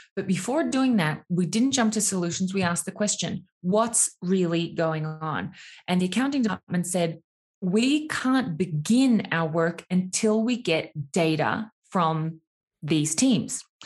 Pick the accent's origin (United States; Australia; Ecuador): Australia; moved away; I'm from Australia